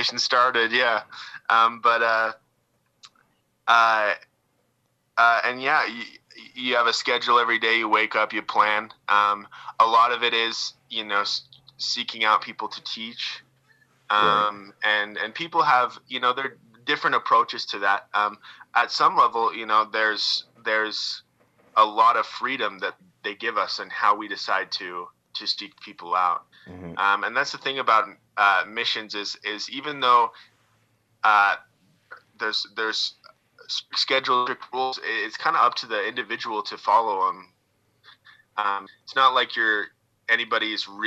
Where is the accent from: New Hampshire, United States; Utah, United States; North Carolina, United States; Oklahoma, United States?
Utah, United States; Southern; I grew up in Southern Utah, which is, you know, got a lot of red rock.